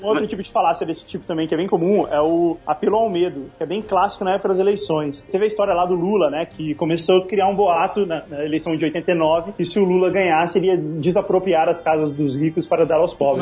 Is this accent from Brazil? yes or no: yes; Brazil; a gente é brasileiro